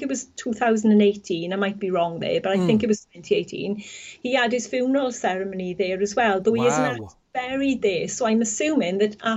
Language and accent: English; the Valleys, Wales, United Kingdom; moved away as an adult; I was from the Valleys originally, spent most of my life there. But 3 years ago, we moved here